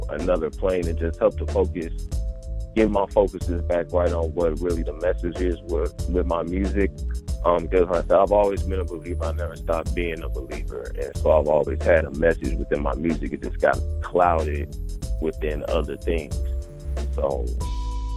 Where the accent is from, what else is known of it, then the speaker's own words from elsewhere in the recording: Des Moines, Iowa, United States; now in Omaha, United States; I'm an immigrant from Des Moines, Iowa. But if I go anywhere else, Omaha's been home since 2004